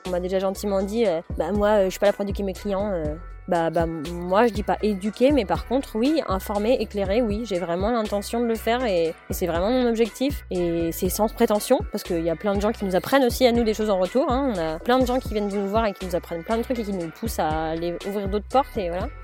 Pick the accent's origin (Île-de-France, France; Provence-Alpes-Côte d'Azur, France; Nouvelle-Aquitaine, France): Île-de-France, France; Paris; moved away as an adult; now in Rennes, France; Paris qui sont mes origines à moi quand même vu que je suis née à Paris